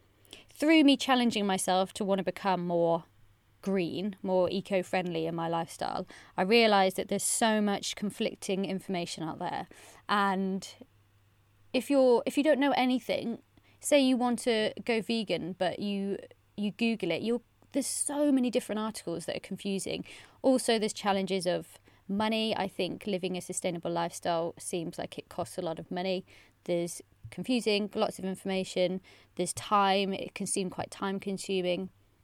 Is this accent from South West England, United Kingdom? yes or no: yes; Bristol, South West England, United Kingdom; moved away as an adult; now in Wellington, New Zealand; But since moving here, I think I'm really lucky that I came from Bristol to Wellington, two super eco-friendly cities, so it's not been bad.